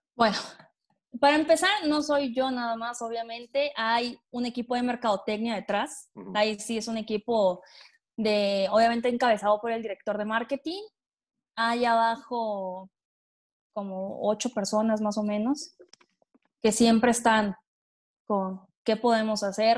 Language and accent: Spanish; Tabasco, Mexico; moved away as an adult; now in Puebla, Mexico; yo soy de Tabasco, estoy en Puebla, pero soy de Tabasco